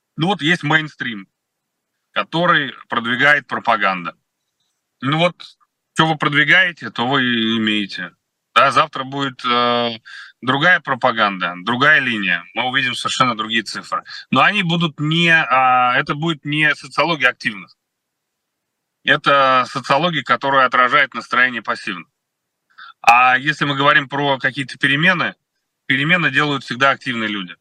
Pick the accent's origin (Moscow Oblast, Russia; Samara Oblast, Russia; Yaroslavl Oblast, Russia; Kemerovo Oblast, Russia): Moscow Oblast, Russia; Kolomna; Коломна, откуда я родом